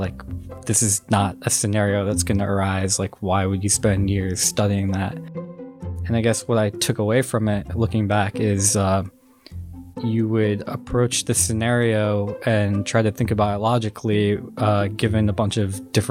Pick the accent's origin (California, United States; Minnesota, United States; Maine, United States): Minnesota, United States; Minneapolis; So I'm originally from Minneapolis, Minnesota. I grew up there